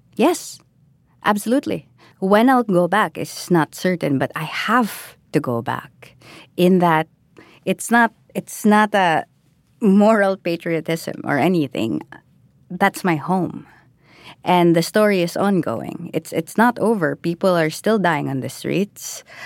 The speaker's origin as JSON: {"language": "English", "country": "Philippines", "said": "I am Filipino."}